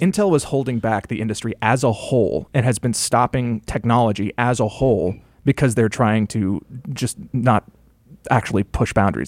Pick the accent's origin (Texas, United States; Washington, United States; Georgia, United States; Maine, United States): Georgia, United States; rural; I grew up in, um, you know, rural, rural Georgia